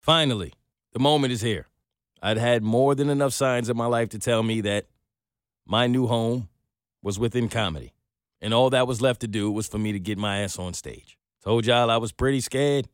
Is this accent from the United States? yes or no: yes; New York, United States; I'm from New York